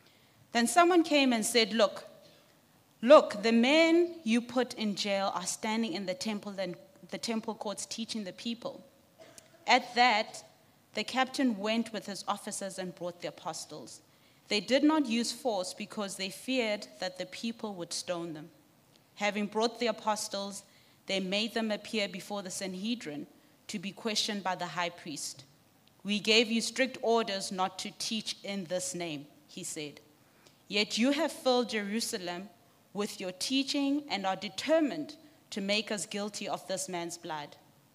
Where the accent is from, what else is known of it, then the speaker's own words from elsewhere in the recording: Lesotho; also born or lived in Johannesburg, South Africa; I grew up in Lesotho and Johannesburg. I speak Sesotho.